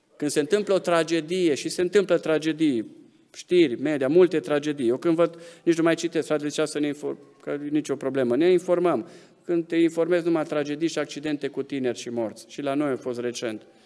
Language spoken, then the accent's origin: Romanian; Romania; suntem români, suntem în arealul ăsta geografic